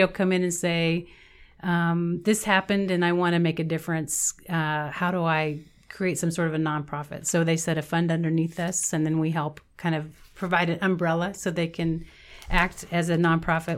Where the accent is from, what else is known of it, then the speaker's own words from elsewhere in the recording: Meade, Kansas, United States; I grew up in Meade, Kansas. It's a small town in southwestern Kansas by the Oklahoma border